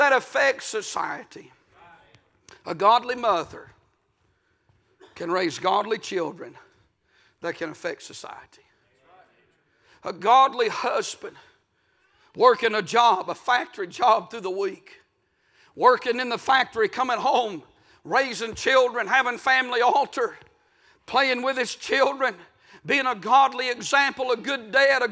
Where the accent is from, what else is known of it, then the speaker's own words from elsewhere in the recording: United States; I'm from Murray County